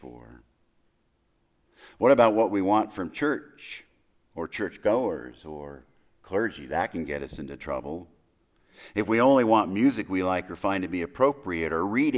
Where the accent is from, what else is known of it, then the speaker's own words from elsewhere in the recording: El Paso, Texas, United States; I was born in El Paso